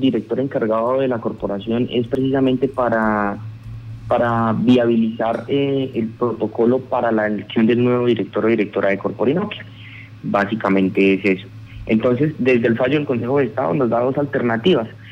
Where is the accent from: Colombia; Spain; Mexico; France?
Colombia; Casanare; Nosotros como casanareños, nosotros como llaneros, como habitantes de la Orinoquía